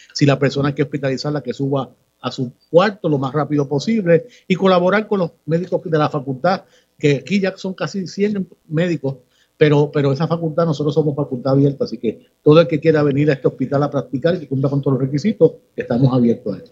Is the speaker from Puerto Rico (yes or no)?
yes; Ponce, Puerto Rico; Yo soy ponceño, nací en Ponce, he vivido toda mi vida en Ponce